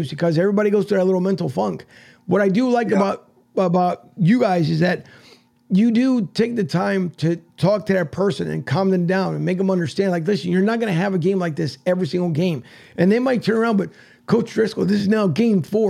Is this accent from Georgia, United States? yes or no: no; Philadelphia, Pennsylvania, United States; moved away; I was born and raised in Philly